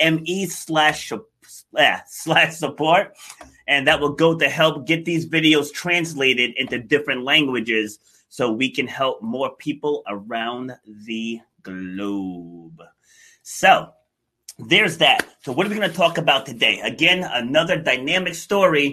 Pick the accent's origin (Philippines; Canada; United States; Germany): United States; New York; I was born in Far Rockaway